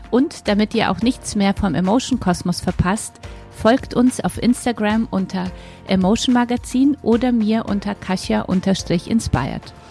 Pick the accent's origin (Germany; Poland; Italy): Poland; moved away; ich komme ja aus Polen